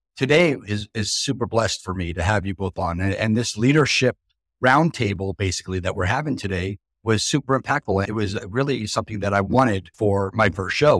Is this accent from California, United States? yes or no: no; New Jersey, United States; I'm from New Jersey as well